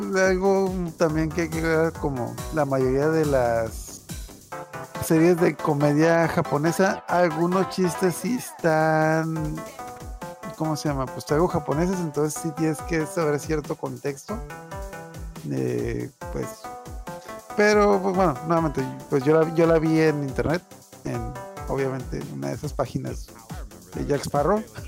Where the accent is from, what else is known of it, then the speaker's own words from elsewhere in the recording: Mexico; nosotros somos de México